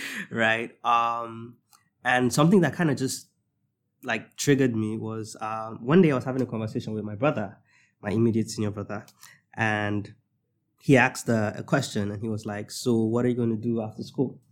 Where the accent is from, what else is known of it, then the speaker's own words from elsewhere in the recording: Nigeria; I'm gonna speak from the Nigerian perspective